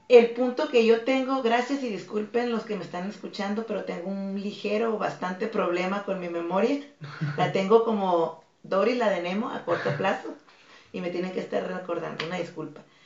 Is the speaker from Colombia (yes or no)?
no; Tijuana, Baja California, Mexico; also born or lived in Mazatlán, Sinaloa; yo nací en Mazatlán. En Mazatlán. Mazatlán, Sinaloa. Y a los tres años de edad eh, vine a radicar aquí a Tijuana. Ah, y de los tres años he estado en Tijuana.